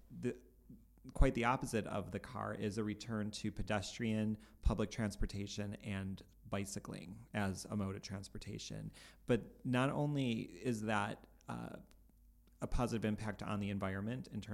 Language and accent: English; Cleveland, Ohio, United States; we're from Cleveland